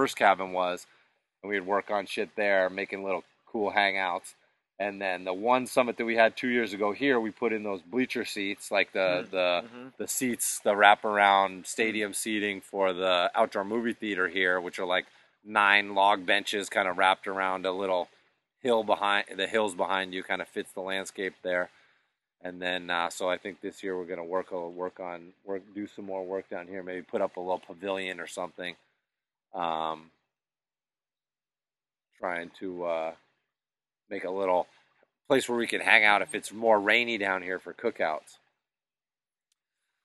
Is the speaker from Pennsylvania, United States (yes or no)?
no; Western Massachusetts, United States; those woods that I grew up in Western Mass